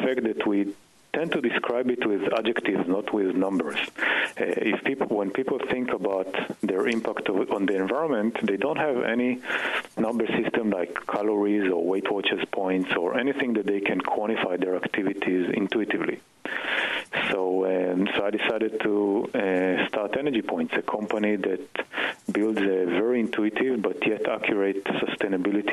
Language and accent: English; Israel; moved away as an adult; now in Boston, United States; I grew up in Israel and did a PhD in physics